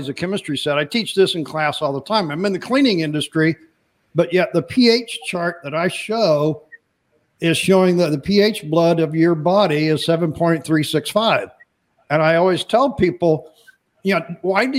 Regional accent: Midwest, United States; I'm from the Midwest

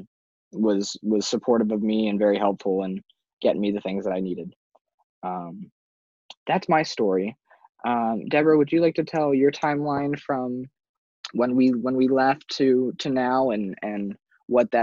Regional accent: San Diego, California, United States; moved away as an adult; also born or lived in Merrimack College, Massachusetts; now in North Andover, United States; I'm from San Diego, California, born and raised

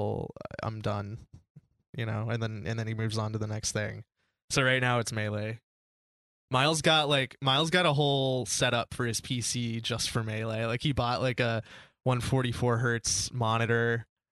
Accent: North Carolina, United States; we're from North Carolina too. We grew up in North Carolina

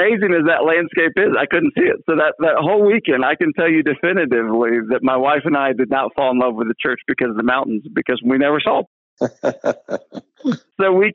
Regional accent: Texas, United States; moved away as an adult; now in Colorado, United States; coming from Texas

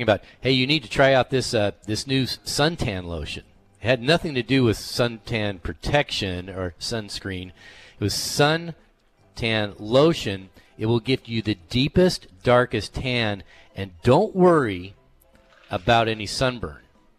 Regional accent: Southern California, United States; back when I grew up in Southern California

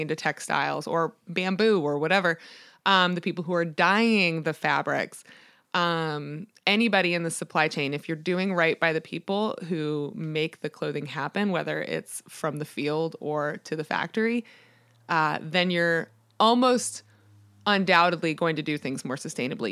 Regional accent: Annapolis, Maryland, United States; born or raised there

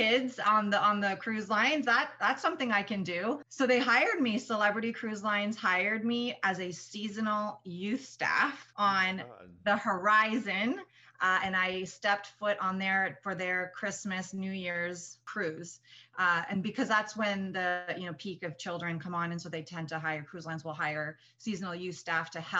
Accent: Whitby, Ontario, Canada; moved away as an adult; also born or lived in Kingston, Ontario / England; now in United States; I grew up just outside of Toronto in a little suburb called Whitby

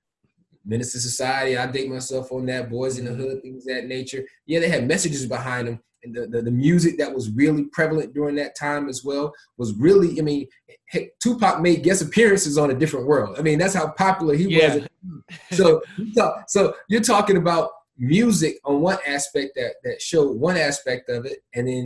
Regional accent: Atlanta, Georgia, United States; also born or lived in Memphis, United States; I was born in Memphis. Folks know that. But I actually grew up a large portion of my life in Atlanta.

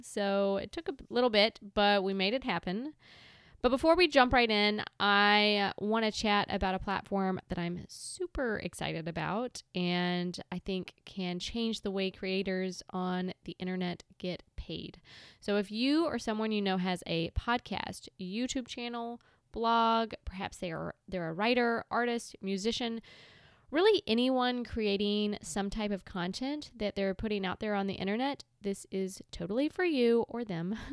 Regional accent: Bennettsville, South Carolina, United States; moved away as an adult; now in Charleston, United States; I am originally from two and a half hours north of here

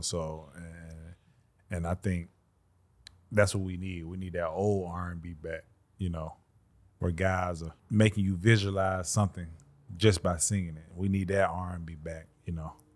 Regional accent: Birmingham, Alabama, United States; I'm from the South. I'm from Alabama, Birmingham, Alabama

